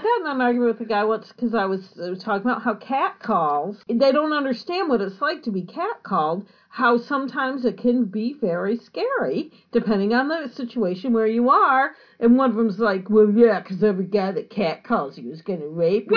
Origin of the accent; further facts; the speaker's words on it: United States; as an American